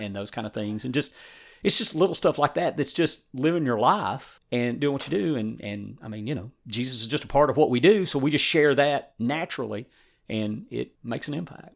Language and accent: English; East Tennessee, United States; I grew up in East Tennessee